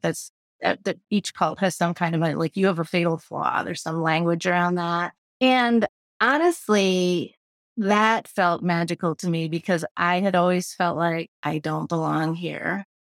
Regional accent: Midwest, United States; moved away as an adult; also born or lived in Boston; I'm from the Midwest

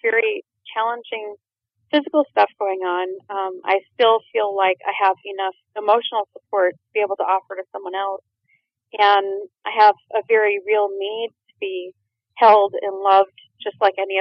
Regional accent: Minnesota, United States; moved away as an adult; I landed back in my home state after being gone for 20 years

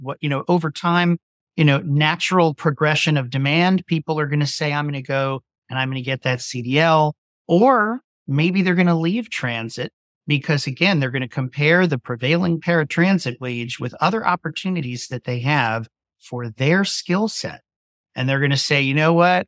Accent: Virginia Beach, Virginia, United States; moved away as an adult; came back to my hometown, wanted to be close to my family

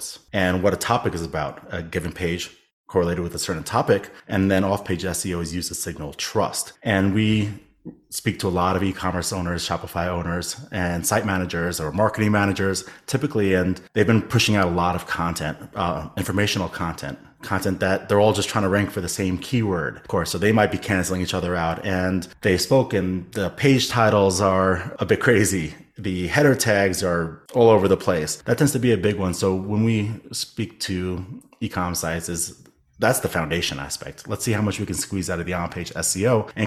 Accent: New York City, New York, United States; I am born and raised in New York City.

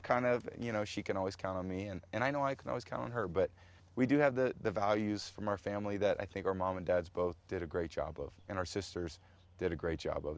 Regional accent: San Mateo, California, United States; I was growing up in Portola Drive in San Mateo, California

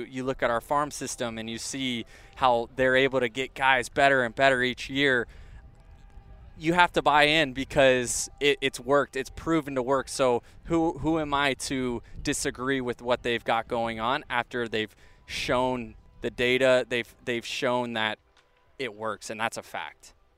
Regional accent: Tampa Bay area, Florida, United States; I grew up 20 minutes from there, and now to be able to say that I play Major League Baseball in my hometown

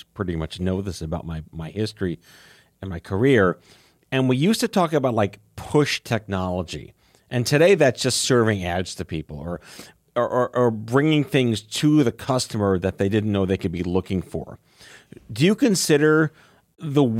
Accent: New York City, New York, United States; growing up on Staten Island, there was an arcade named Arcadia.

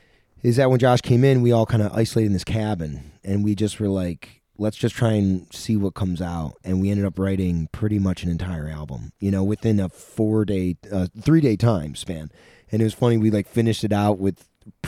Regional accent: Sackets Harbor, New York, United States; It's a place in my hometown, which was the comedy club, but it's an awesome old theater.

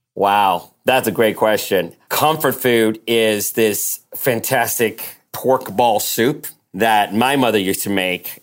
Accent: United States; also born or lived in Taipei, Taiwan; I grew up pretty much in the States since I was eight

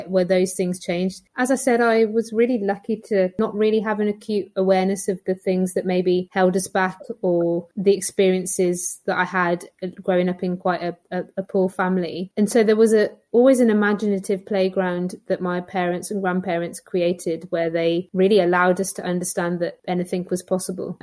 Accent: Birmingham, West Midlands, United Kingdom; I grew up in Stechford in inner city Birmingham

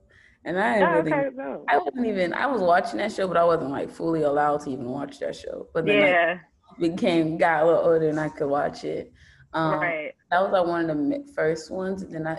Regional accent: Los Angeles, California, United States; also born or lived in Guyana; I was actually born in Guyana, and I came to Los Angeles when I was 6.

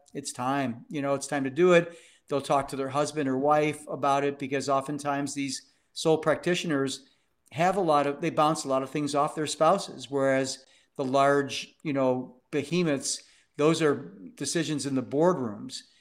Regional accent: Cleveland, Ohio, United States; became deputy mayor of my hometown, Cleveland, Ohio

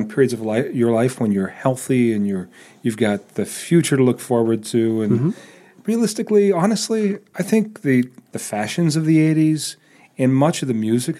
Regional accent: Eastern Ohio, United States; I remember being in the 70s as a child, growing up in Eastern Ohio

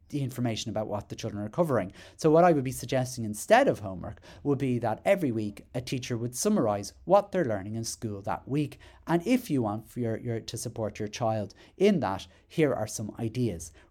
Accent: Ireland; I, I, I'm Irish, interestingly enough

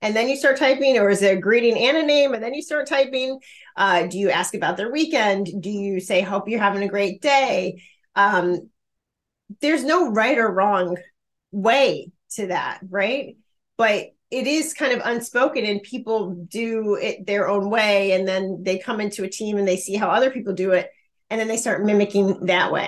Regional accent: Chicago, Illinois, United States; I'm from Chicago. And so, you know, I grew up watching the Chicago Bulls play basketball

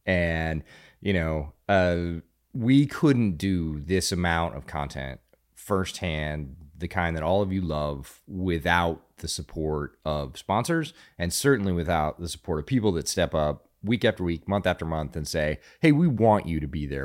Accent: Pennsylvania, United States; now in Texas, United States; I grew up around Pennsylvania high school football, which is also a semi-religious experience

